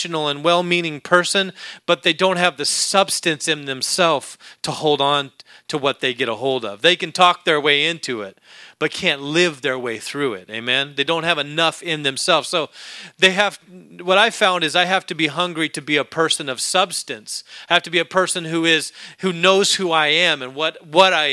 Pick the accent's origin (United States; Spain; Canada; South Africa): United States; Alaska; moved away; When I was a young boy growing up in Alaska